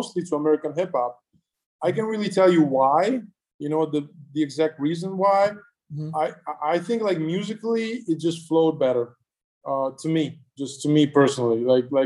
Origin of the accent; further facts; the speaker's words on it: Milan, Lombardy, Italy; I'm from Milan